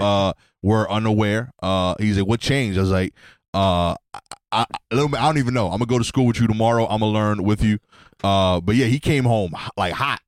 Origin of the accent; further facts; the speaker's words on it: United States; as an American, um, I def, identify as black